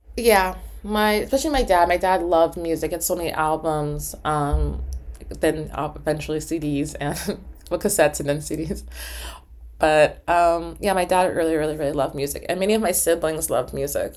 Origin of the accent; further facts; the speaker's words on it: New York City, New York, United States; moved away as an adult; also born or lived in New Haven, Connecticut; now in Upstate New York, United States; I grew up in Harlem